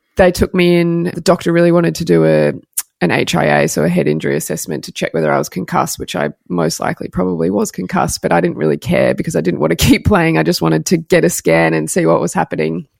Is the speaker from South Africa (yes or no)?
no; Sydney, New South Wales, Australia; moved away as an adult; also born or lived in Melbourne; now be back in Sydney and in my hometown